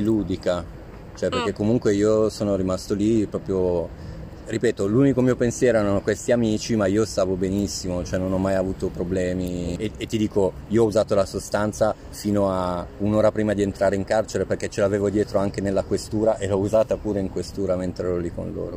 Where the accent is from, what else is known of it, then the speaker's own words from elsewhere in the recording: Pavia, Lombardy, Italy; moved away; also born or lived in Rome; i miei genitori sono di Pavia, io sono nato a Pavia, ma vivevo a Roma da 12 anni.